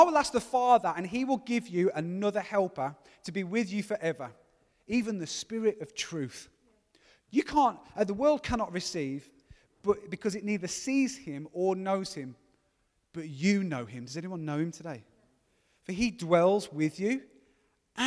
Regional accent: Gornal, West Midlands, United Kingdom; I'm 22 and I'm from Gornal

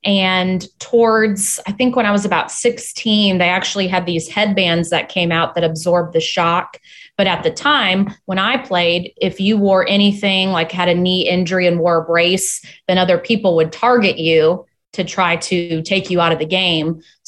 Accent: Hinsdale, Illinois, United States; born there; also born or lived in Chicago, United States / Michigan, United States; So I was born in Hinsdale, Illinois.

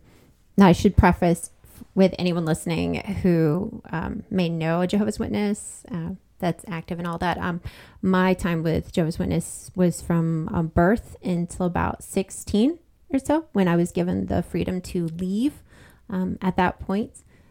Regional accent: Chesapeake and Norfolk area, Virginia, United States; accent: Southern; I was born down in Virginia, and also if the Southern comes out a little

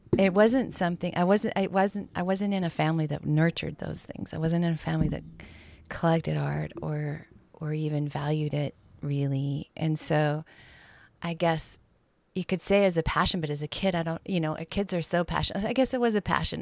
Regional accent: Bozeman, Montana, United States; also born or lived in Gillette, Wyoming; I grew up in the town of Bozeman, which is one of the bigger towns in Montana

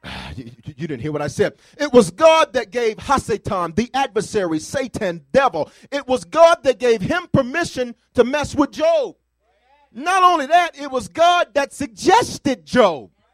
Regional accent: the South, United States; I'm from the South

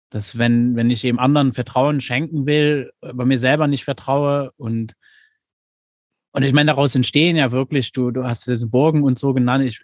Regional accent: Luxembourg; Ich meine, ich komme jetzt aus Luxemburg. Meine Realität, in der ich hier aufgewachsen bin, ist schon eine ganz andere wie, wie deine in Deutschland.

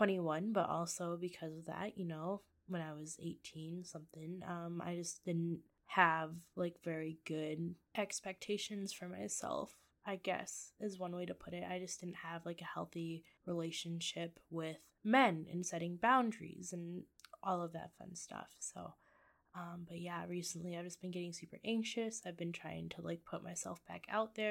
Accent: Michigan, United States; moved away as an adult; now in Iowa, United States; I live in Iowa. I'm originally from Michigan

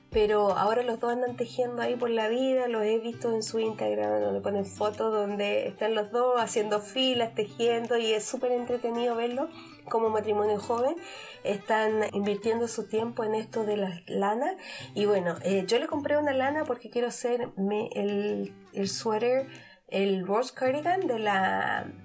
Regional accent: Chile; moved away; aunque yo soy chilena, hay algunos términos que por haber salido tan, hace tantos años de Chile, eh, no entiendo.

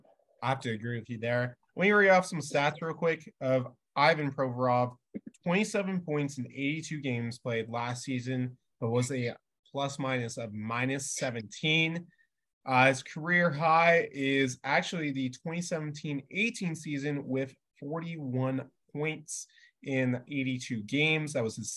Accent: California, United States; I came from Bay Area, California, so I can totally give you experience in that.

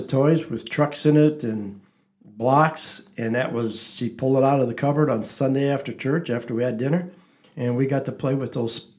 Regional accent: Lansing, United States; I was raised on Burnham Avenue right behind the First Reformed Church, the first house. Still there.

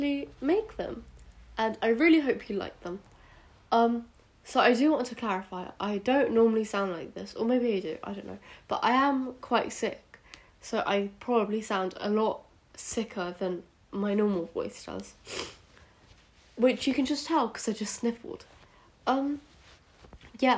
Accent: United Kingdom; accent: British; moved away; also born or lived in India; in case you can't already tell by my accent, I am British, though I was born in India

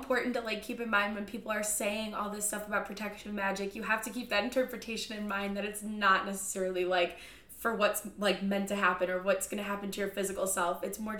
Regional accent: Midwest, United States; moved away; we're from the Midwest

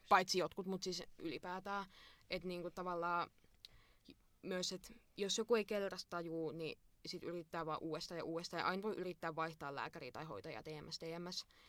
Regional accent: Imatra, South Karelia, Finland; minä olen Imatralta.

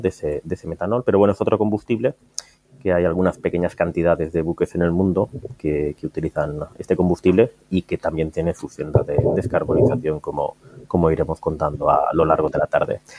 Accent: Valencia, Valencian Community, Spain; venimos a Valencia, que es mi tierra

